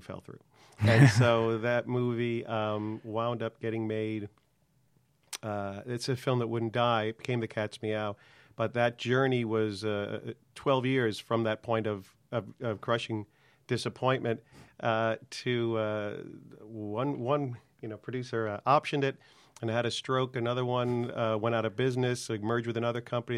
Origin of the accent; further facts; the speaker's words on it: Long Island, New York, United States; moved away as an adult; I'm from New York, product of, uh, working class Long Island, public school education